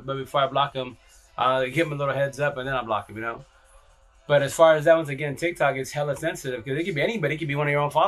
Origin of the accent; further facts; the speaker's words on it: Yakima, Washington, United States; I'm from here from Yakima, Washington